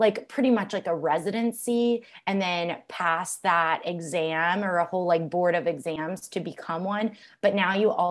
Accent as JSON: {"language": "English", "town": "Alpharetta", "region": "Georgia", "country": "United States", "tie": "born or raised there", "said": "I grew up in Alpharetta, Georgia"}